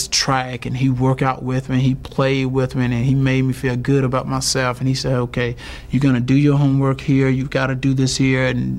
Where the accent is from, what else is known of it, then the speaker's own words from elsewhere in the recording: Wrightsville, Georgia, United States; growing up in Wrightsville, Georgia, I don't have any money. I can barely rub two nickels together.